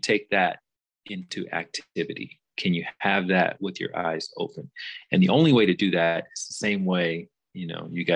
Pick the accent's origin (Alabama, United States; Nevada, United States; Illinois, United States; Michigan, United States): Alabama, United States; moved away; also born or lived in Chicago; I grew up in Alabama, which is in the southern part of the United States